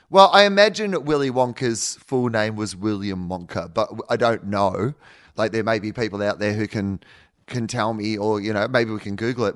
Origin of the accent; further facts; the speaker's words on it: Australia; we're from Australia